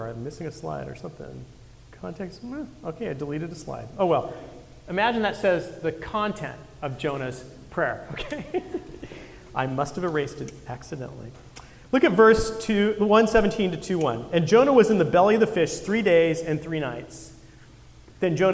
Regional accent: Santa Cruz, California, United States; I grew up surfing up in Santa Cruz

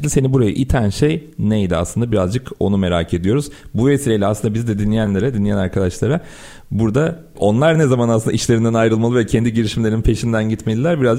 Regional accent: Samsun, Turkey; born or raised there

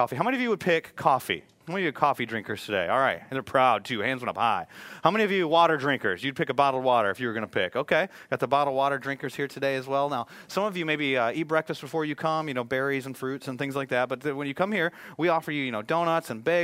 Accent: Michigan, United States; moved away; I was born and raised in Michigan

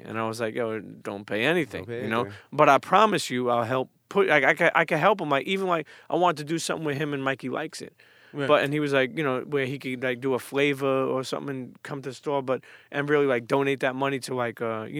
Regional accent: New York City, New York, United States; I grew up in Brooklyn and I literally been to the Bronx four times.

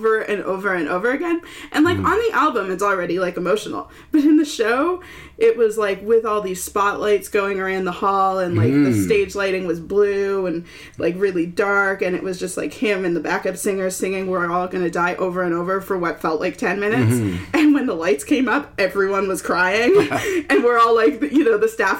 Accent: Toronto, Ontario, Canada; also born or lived in Peterborough, Ontario; I'm from Toronto, but I went to Trent

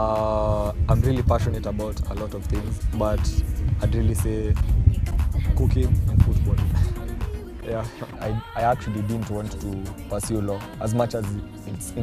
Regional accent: Nairobi, Kenya; I'm from Nairobi, born and bred.

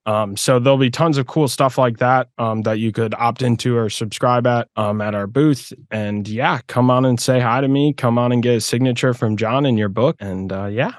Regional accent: Midwest, United States; now in Florida, United States; I grew up in the Midwest, so I definitely know what it's like to uh, to go through a harsh winter. But yeah, now I live in Florida

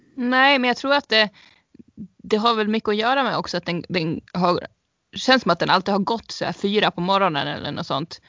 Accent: Sweden; vi som svenskar

